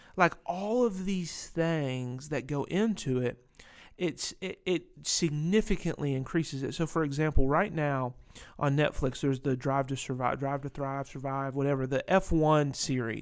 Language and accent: English; Winston-Salem, North Carolina, United States; also born or lived in Ohio / Pennsylvania; I moved to North Carolina, which is, uh, Racing Hub U S